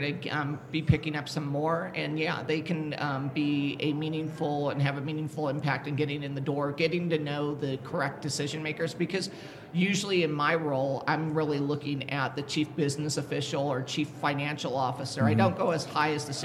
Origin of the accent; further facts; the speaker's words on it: California, United States; I'm from California